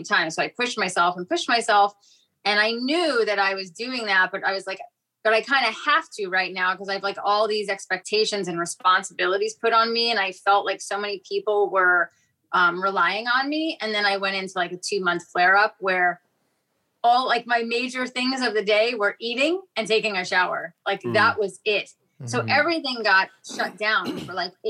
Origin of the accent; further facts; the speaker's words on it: New York City, New York, United States; moved away; also born or lived in Fort Lauderdale; I grew up in New York City